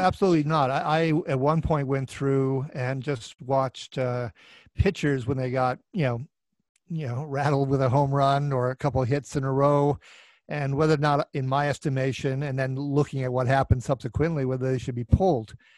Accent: Minneapolis, Minnesota, United States; my hometown here of Minneapolis

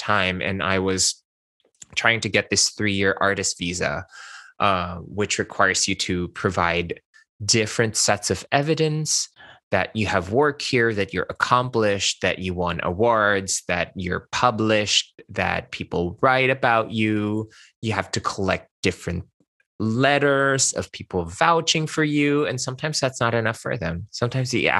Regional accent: Philippines; English is a second language; moved away as an adult; now in Los Angeles, United States; I spoke Hokkien, Mandarin, and Tagalog when I was growing up in the Philippines

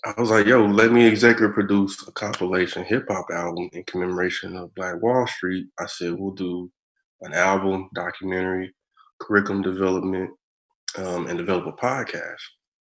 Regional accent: Texas, United States; now in Oklahoma, United States; I'm from Texas, like, I've been in Oklahoma for over 10 years. I was like, I'm an Oklahoman now

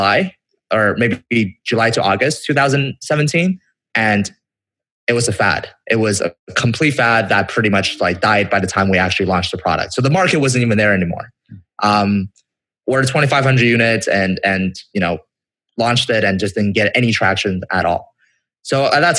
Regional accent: Vancouver, British Columbia, Canada; I'm from Canada

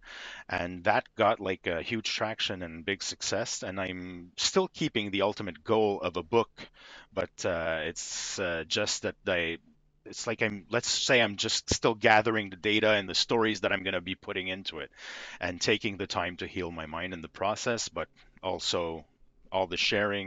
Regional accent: Quebec, Canada; I'm from Quebec, Canada. I've been here my whole life

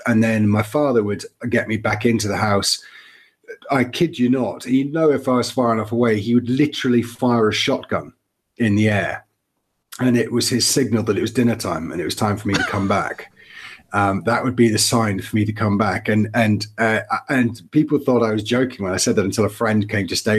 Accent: Fife, Scotland, United Kingdom; moved away as an adult; now in Portugal; I'm from Scotland originally. I hail from just outside Edinburgh, a place called Fife. From a tiny wee village just outside Edinburgh

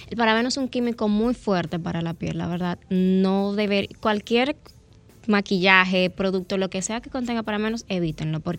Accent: Dominican Republic; Somos dominicanos.

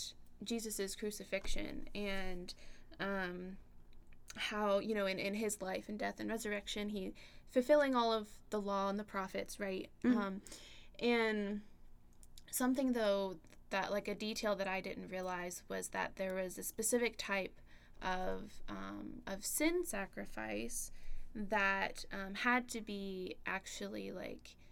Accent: Cumming, Georgia, United States; my plan is to stay around home. I'm from Cumming, so it's not too far away.

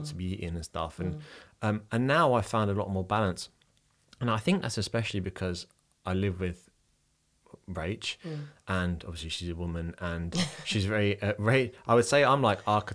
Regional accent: London, United Kingdom; moved away as an adult; now in Dublin, Ireland; I'm originally from London. I'm from like a very grey part of London as well

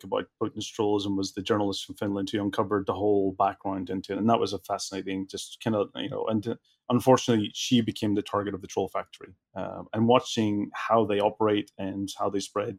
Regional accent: Belfast, Northern Ireland, United Kingdom; I grew up in Belfast during the Troubles times

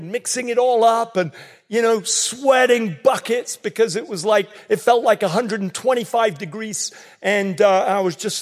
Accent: England, United Kingdom; accent: English; now in North Carolina, United States; I might sound English

